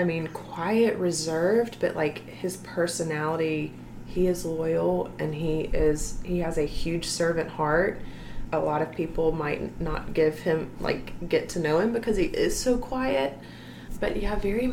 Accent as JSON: {"language": "English", "town": "Opelika", "region": "Alabama", "country": "United States", "tie": "born or raised there", "moved": "as an adult", "lives_now": "Phenix City, United States", "said": "I grew up actually in Opelika. That's where I'm from. And I lived there for 22 years until I got married"}